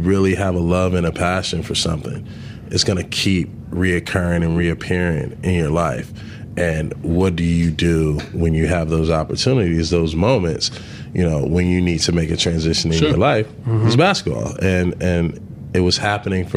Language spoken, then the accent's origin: English; Los Angeles, California, United States; growing up in South Central